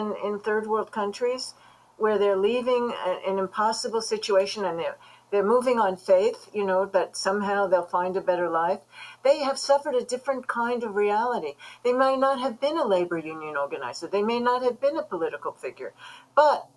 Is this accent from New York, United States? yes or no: yes; New York City, New York, United States; as a young Jewish girl growing up in Brooklyn